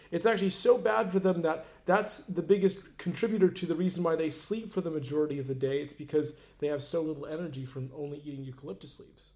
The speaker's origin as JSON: {"language": "English", "town": "Orlando", "region": "Florida", "country": "United States", "tie": "born or raised there", "said": "I grew up in Orlando"}